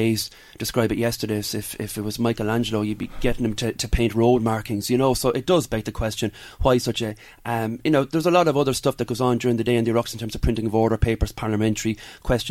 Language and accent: English; Navan, Leinster, Ireland; in my hometown of Navan